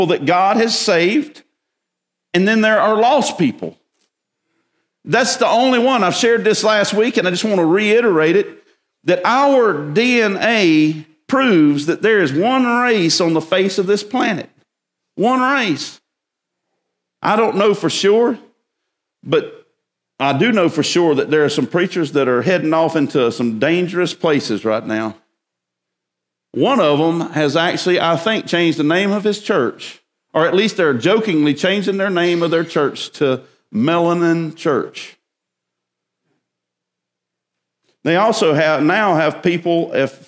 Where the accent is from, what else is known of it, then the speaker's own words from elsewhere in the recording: Winnsboro, South Carolina, United States; also born or lived in Columbia, South Carolina; I was born in Baptist Hospital, Columbia, South Carolina. Shortly thereafter, I was moved to Winnsboro, South Carolina, Route 2, Box 11.